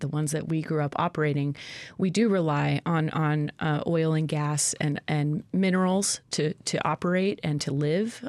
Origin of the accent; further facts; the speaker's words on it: Cordova, Alaska, United States; I grew up in Cordova